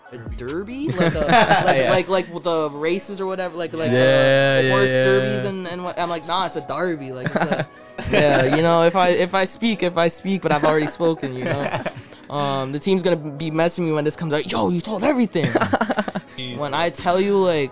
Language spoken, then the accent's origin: English; Keswick, Ontario, Canada; also born or lived in London, Ontario / Zimbabwe; I grew up just outside of Toronto